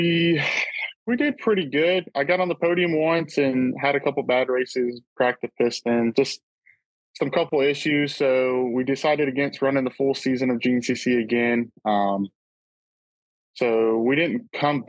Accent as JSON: {"language": "English", "region": "Florida", "country": "United States", "said": "I'm from Florida"}